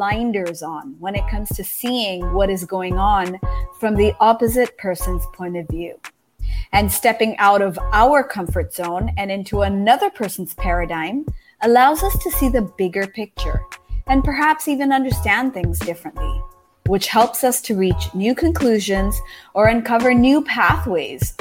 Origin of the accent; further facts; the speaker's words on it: Japan; moved away as an adult; also born or lived in United States; I grew up in Japan.